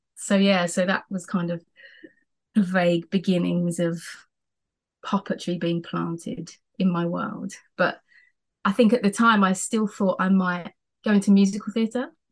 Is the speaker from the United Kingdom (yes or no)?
yes; Essex, East of England, United Kingdom; now in South coast of England, United Kingdom; I'm from Essex, which is like up a bit more by London.